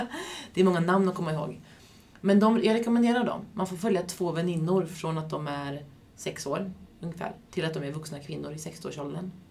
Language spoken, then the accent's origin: Swedish; Västervik, Kalmar County, Sweden; moved away; i Västervik lite, där jag kommer ifrån från första början.